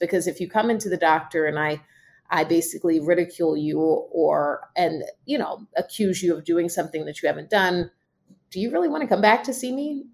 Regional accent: Southeast, United States; I am from the Southeast

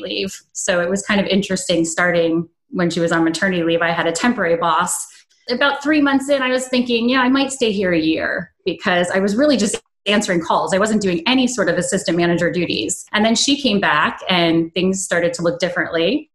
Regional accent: upstate New York, United States; moved away as an adult; also born or lived in Maryland; I had moved from my hometown of upstate New York to Maryland

